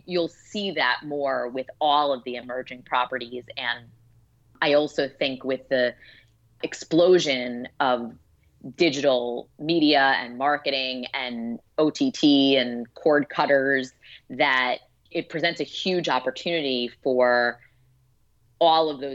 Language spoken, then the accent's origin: English; New York City, New York, United States; I grew up in Brooklyn, New York